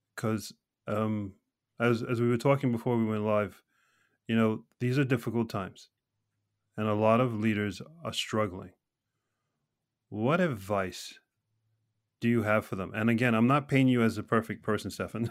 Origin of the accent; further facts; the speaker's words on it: United States; now in Norway; an American living here in Norway